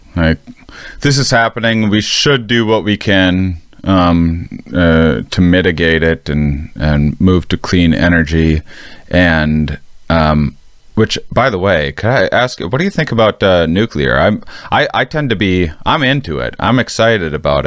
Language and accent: English; between La Crosse, Madison and Minneapolis, Wisconsin, United States; moved away as an adult; I'm from the Midwest. I'm from right in between La Crosse, Wisconsin, right in between Madison and Minneapolis